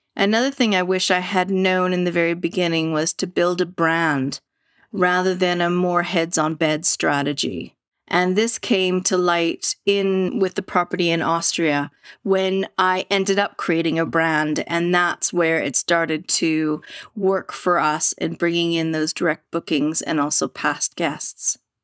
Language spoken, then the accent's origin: English; Vancouver, British Columbia, Canada; I grew up in Canada, Vancouver, Canada